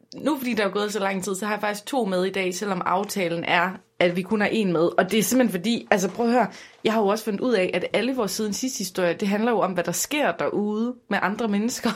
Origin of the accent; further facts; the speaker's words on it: Aarhus, Central Denmark Region, Denmark; jeg er jo fra Rigskov